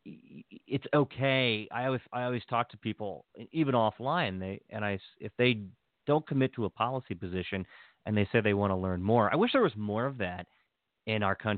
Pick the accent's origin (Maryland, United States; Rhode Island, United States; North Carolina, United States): Maryland, United States; Hagerstown; moved away; I was born and raised in Hagerstown, and my family's still there.